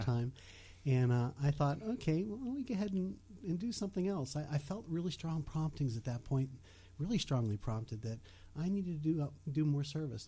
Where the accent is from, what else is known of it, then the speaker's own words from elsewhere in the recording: Bethel Park, Pennsylvania, United States; accent: Yinzer; also born or lived in West Virginia; I was born and raised in Bethel Park.